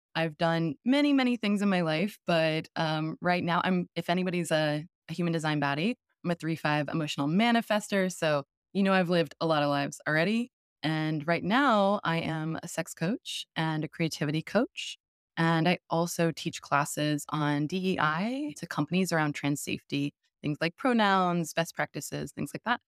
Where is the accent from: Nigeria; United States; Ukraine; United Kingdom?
United States; St. Louis, Missouri; now in Brooklyn, United States; I grew up in the Midwest.